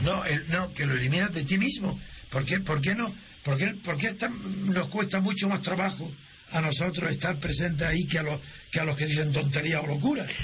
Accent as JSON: {"language": "Spanish", "country": "Spain", "said": "soy español"}